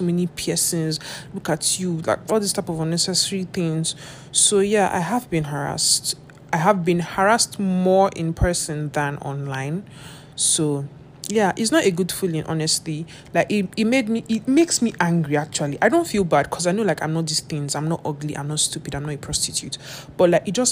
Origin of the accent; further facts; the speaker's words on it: Nigeria; growing up in Nigeria, you're always going to be harassed one way or the other